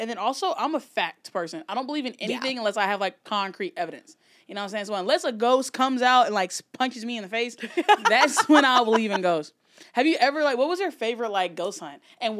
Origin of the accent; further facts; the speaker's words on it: Alabama, United States; I grew up in Alabama.